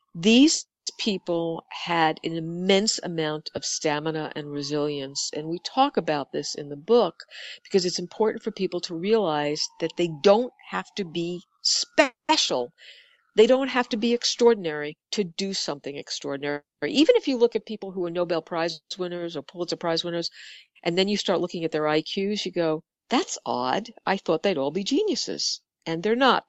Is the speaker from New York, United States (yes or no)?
yes; New York City, New York, United States; we're two girls from the Bronx who started an ad agency